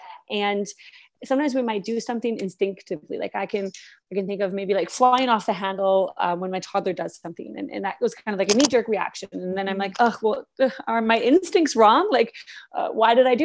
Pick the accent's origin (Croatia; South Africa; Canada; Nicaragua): Canada; moved away as an adult; now in Austria; I'm Canadian. I was born and raised in Canada